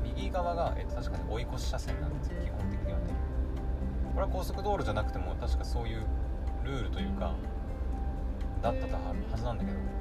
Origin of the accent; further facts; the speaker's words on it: Aomori, Japan; 生まれも育ちもほとんどほぼね青森県